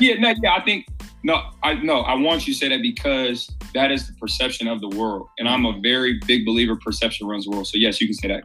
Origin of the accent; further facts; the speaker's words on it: Columbus, Ohio, United States; also born or lived in Cleveland; born and raised in Columbus